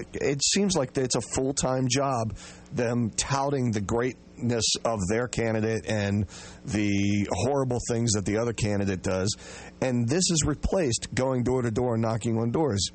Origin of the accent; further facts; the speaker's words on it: Washington, District of Columbia, United States; I grew up here in Washington